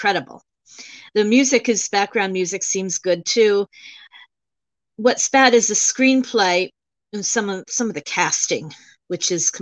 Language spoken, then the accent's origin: English; Frederick County, Maryland, United States; also born or lived in Albany, New York; I did grow up in Frederick County, Maryland, in the Archdiocese of Baltimore.